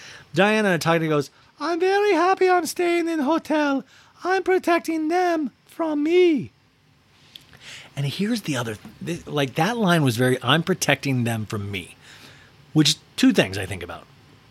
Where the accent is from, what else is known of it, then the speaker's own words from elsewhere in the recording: Bosnia & Herzegovina; when I grew up in Bosnia, we always had Ghostbusters, but they were unexperienced.